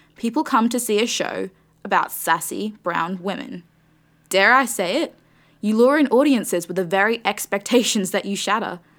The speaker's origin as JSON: {"language": "English", "country": "Australia", "tie": "born or raised there", "said": "my Australian upbringing."}